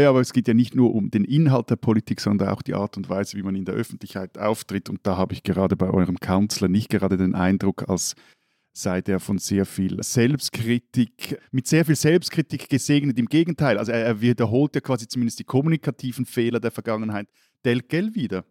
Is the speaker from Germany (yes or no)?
no; Switzerland; als Schweizer